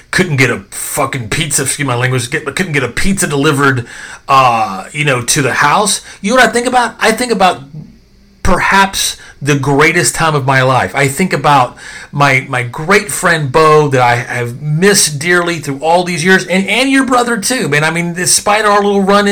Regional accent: Dallas, Texas, United States; moved away; also born or lived in Little Rock, Arkansas / New York; I was born in Arkansas, but I kind of grew up in Texas

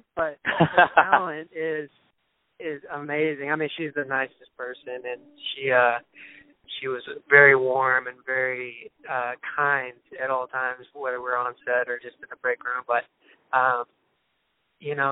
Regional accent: Dallas, Texas, United States; accent: southern; It's a very country part, suburb of Dallas.

